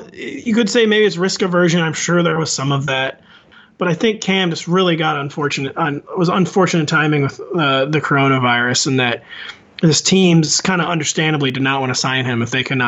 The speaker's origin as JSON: {"language": "English", "town": "St. Louis", "region": "Missouri", "country": "United States", "said": "I'm from the Midwest. It's extremely common in Missouri, St. Louis area for people to be shooting off fireworks for like a month before the 4th of July."}